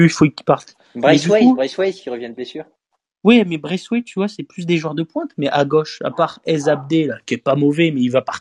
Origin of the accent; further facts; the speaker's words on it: Marseille, Provence-Alpes-Côte d'Azur, France; Bah, je suis Marseillais, donc bon.